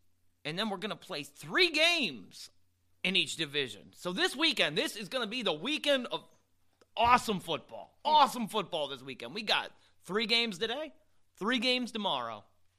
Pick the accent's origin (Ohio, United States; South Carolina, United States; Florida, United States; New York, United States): Florida, United States; I was born 45 minutes out